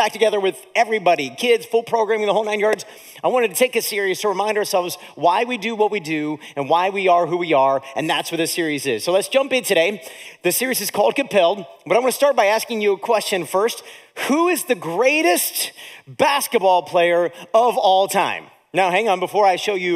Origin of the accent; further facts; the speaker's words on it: Akron, Ohio, United States; I'm from Northeast Ohio, from Akron, Ohio